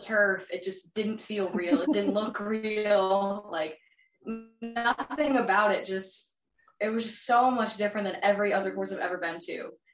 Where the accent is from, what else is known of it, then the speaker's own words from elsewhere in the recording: New Albany, Ohio, United States; I am from New Albany, Ohio, and I'm an upcoming freshman at New Albany High School